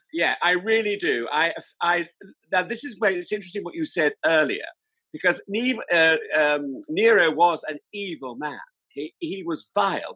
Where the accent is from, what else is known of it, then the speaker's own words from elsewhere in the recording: Salisbury, South West England, United Kingdom; I was brought up in Salisbury in Wiltshire